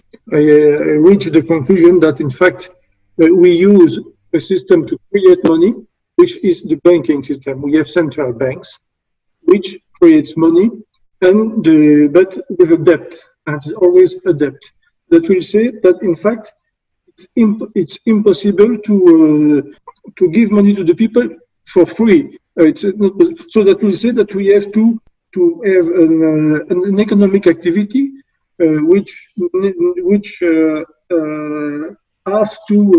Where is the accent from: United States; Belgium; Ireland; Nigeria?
Belgium; I'm from Belgium.